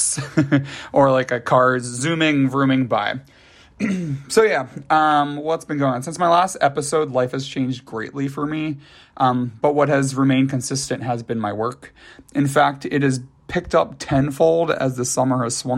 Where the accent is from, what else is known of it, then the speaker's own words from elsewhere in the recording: Philadelphia, Pennsylvania, United States; also born or lived in Downingtown, Pennsylvania; I'm from the Philadelphia area